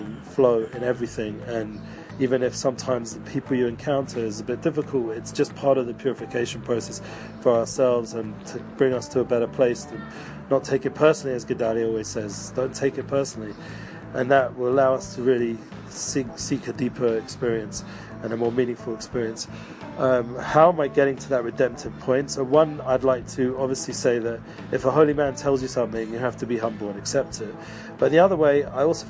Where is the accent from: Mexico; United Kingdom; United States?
United Kingdom; England; accent: English; moved away as an adult; growing up in England